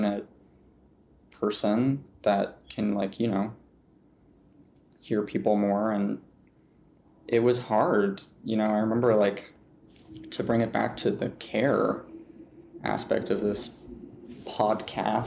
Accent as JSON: {"language": "English", "region": "Montana", "country": "United States", "tie": "born or raised there", "said": "growing up in Montana"}